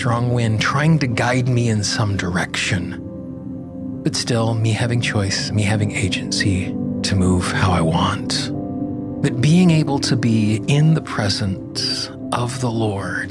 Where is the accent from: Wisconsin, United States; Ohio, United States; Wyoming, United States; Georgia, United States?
Wyoming, United States; Casper; I grew up in Casper, Wyoming